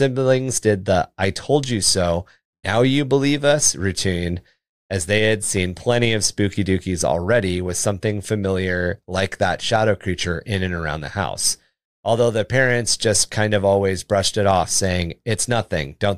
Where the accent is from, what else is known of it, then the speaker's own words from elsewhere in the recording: Washington, United States; moved away; I grew up in Washington State